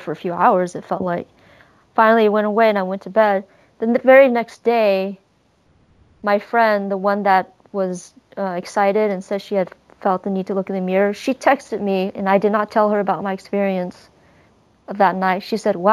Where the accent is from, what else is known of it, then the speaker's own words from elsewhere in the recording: United States; I'm Chinese American